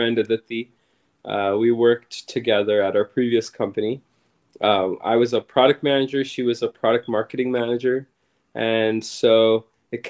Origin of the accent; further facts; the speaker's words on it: Saskatchewan, Canada; now in Toronto, Canada; We're from Saskatchewan